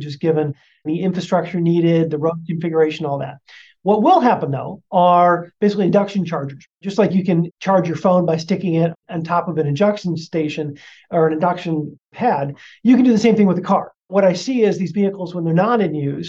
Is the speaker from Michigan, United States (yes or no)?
yes; Detroit, Michigan, United States; now in Seattle, United States; I'm originally from Detroit.